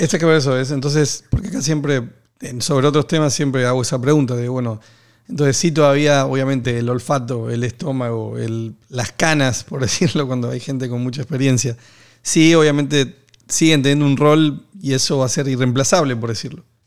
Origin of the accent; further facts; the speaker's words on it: Argentina; soy argentino